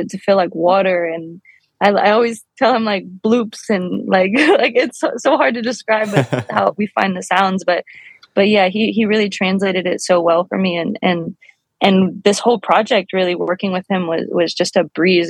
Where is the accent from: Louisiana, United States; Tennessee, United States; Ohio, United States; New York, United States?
Louisiana, United States; New Orleans; now in Los Angeles, United States; I grew up in New Orleans.